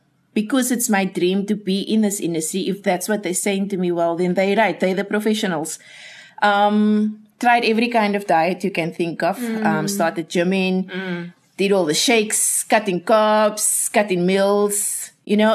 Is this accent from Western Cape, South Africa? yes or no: yes; Cape Town, Western Cape, South Africa; I grew up in Mitchells Plain